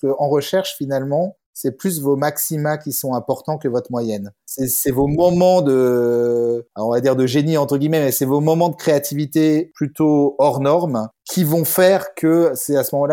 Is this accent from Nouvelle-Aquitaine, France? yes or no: no; Bures-sur-Yvette, Île-de-France, France; moved away as an adult; also born or lived in Paris; now in Geneva, Switzerland; je, viens de, la région parisienne. Euh, j'ai été élevé euh, aux Ulysses et à Bure-sur-Yvette, donc dans la vallée de Chevreuse, tout au bout du RERP, Et, euh, mais par contre, j'ai fait mon, mon, lycée en fait à Louis-le-Grand en plein centre de Paris.